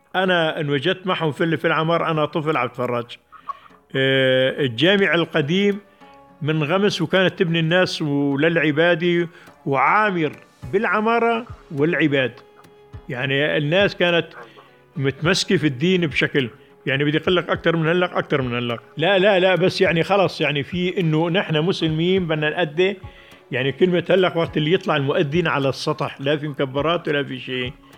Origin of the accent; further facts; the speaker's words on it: Jabal al-Zawiya, Idlib Governorate, Syria; قريتي اللي هي كان صفراء